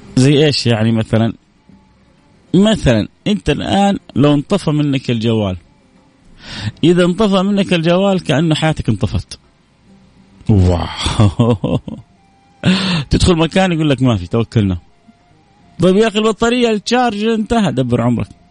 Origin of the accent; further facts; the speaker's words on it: Saudi Arabia; عندنا في السعودية